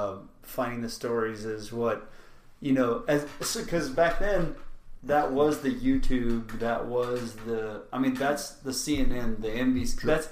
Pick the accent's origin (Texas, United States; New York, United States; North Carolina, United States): Texas, United States; growing up in Texas, obviously.